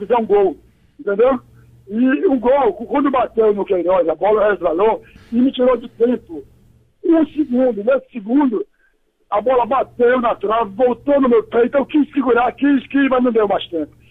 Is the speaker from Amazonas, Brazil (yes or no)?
yes; Amazonas, Brazil; moved away; also born or lived in Ceará; para o Amazonas, onde eu me criei, porque eu sou cearense